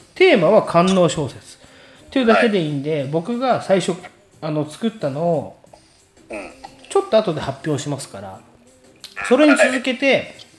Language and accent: Japanese; Tokyo, Japan; 俺ら東京の人だからさ